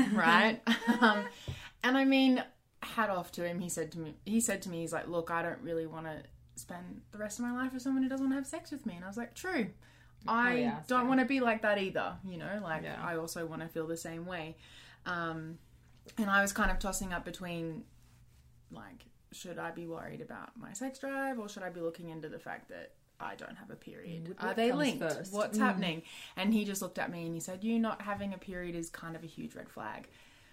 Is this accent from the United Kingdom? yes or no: no; Australia; I'm Australian.